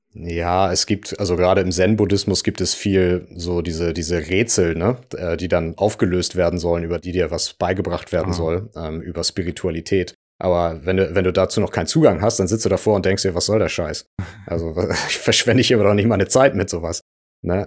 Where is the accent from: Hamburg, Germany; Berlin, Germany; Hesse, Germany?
Hamburg, Germany; Ich komme aus Hamburg